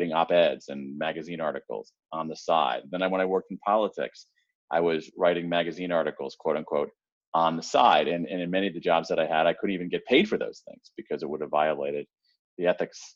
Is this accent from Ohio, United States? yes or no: yes; Columbus, Ohio, United States; I grew up in Columbus, Ohio, the home of the Ohio State University.